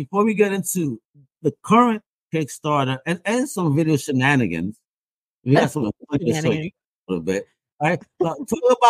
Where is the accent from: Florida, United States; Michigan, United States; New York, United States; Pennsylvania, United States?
New York, United States; I'm a hustler from New York